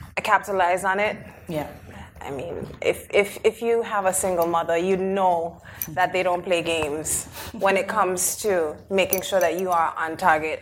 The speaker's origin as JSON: {"language": "English", "country": "Anguilla", "tie": "born or raised there", "moved": "yes", "lives_now": "United Kingdom", "said": "I was raised on the British Overseas island of Anguilla"}